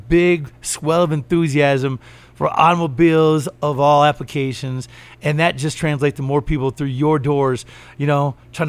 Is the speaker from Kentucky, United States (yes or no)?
yes; Kentucky, United States; I was born and raised in Kentucky.